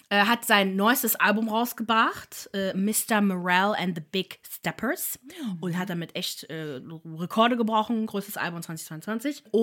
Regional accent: Ireland; Oh, ah, ich bin Irin und weiß das nicht

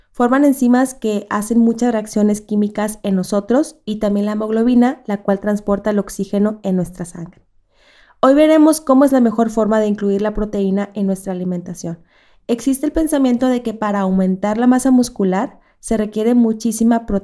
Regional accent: Monterrey, Nuevo León, Mexico; yo soy del norte de Monterrey y se acostumbra mucho

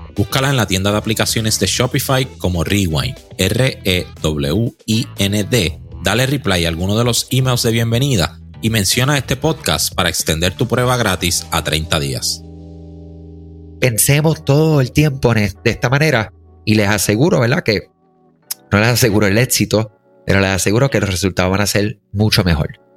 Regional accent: Puerto Rico; somos de Puerto Rico

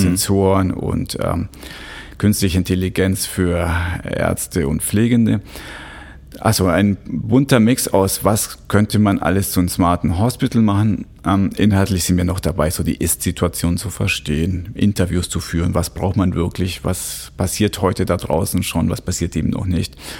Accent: Switzerland; bei uns in der Schweiz

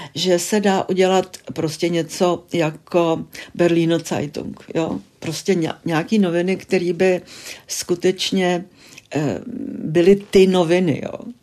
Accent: České Budějovice, South Bohemian Region, Czechia; moved away as an adult; also born or lived in Munich; já jsem narozená v Českých Budějovicích

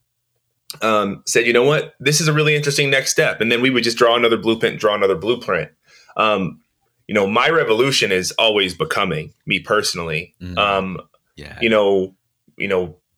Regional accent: Oakland, California, United States; growing up in East Oakland, growing up in the inner city

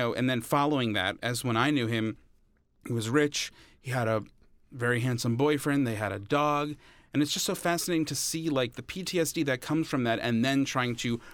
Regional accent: New York, United States; They look to me like the guys I grew up with on on Long Island.

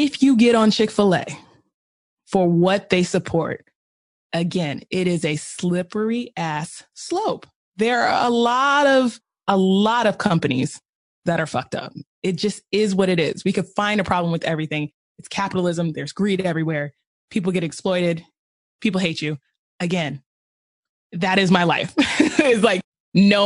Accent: the South, United States; I am from the South

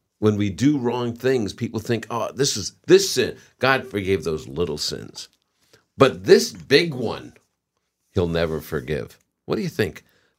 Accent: New England, United States; I'm from New England.

